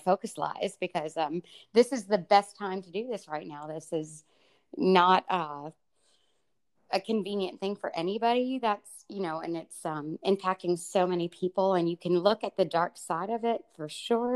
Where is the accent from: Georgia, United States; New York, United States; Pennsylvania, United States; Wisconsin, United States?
Pennsylvania, United States; Pittsburgh; from my hometown, Pittsburgh